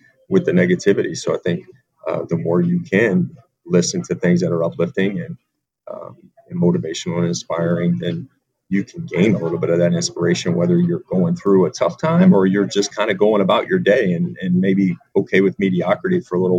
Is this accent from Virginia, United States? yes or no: yes; Virginia Beach, Virginia, United States; also born or lived in Charleston, South Carolina; now in Rhode Island, United States; a guy that's from, you know, the Mid-Atlantic, from Virginia Beach